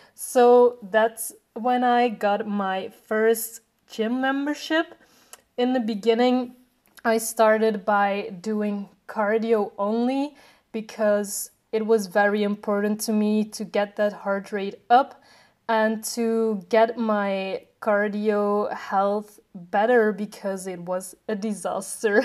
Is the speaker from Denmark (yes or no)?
no; Belgium; I am 23 years old and I am from Belgium.